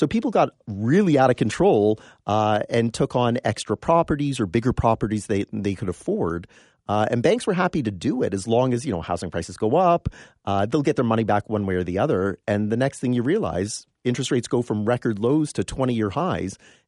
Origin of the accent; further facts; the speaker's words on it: London, Ontario, Canada; also born or lived in Windsor; And moved to London when I was four. And so I'm very familiar with half the city is split between Toronto and Detroit, right?